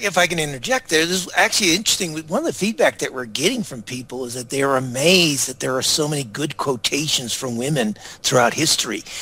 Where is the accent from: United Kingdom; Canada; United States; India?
United States; moved away as an adult; also born or lived in Singapore / Victoria, Australia; I grew up in the United States